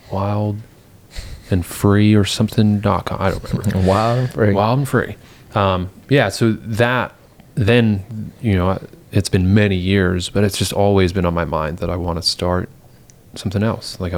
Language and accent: English; England, United Kingdom; growing up in England, I was doing that from like 12.